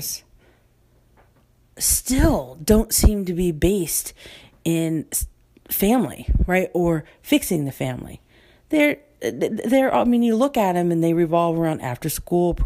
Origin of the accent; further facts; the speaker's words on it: United States; I'm an American first